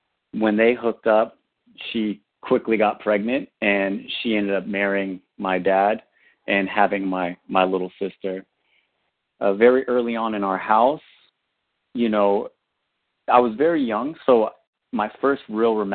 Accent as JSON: {"language": "English", "region": "Northern California", "country": "United States", "said": "I'm originally from Northern California"}